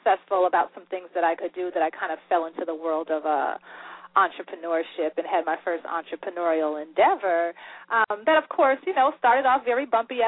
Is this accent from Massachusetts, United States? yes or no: yes; Springfield, Massachusetts, United States; I'm actually originally from Springfield, Massachusetts